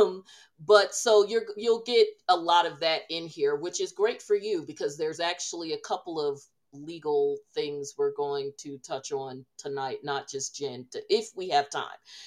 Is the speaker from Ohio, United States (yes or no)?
no; New Jersey, United States; growing up around New Jersey